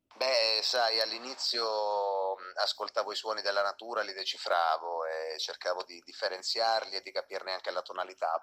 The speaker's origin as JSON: {"language": "Italian", "town": "Acri", "region": "Calabria", "country": "Italy", "tie": "born or raised there", "moved": "as an adult", "lives_now": "Bologna, Italy", "said": "un cantautore di origine mm, calabrese, sono nato in provincia di Cosenza, ad Acri, e mi sono trasferito a Bologna quando avevo 18 anni più o meno"}